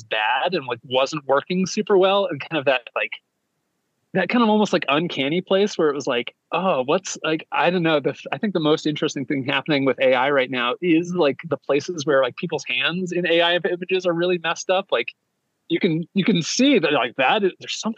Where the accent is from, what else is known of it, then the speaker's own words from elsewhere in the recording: United States; I'm American, we're in America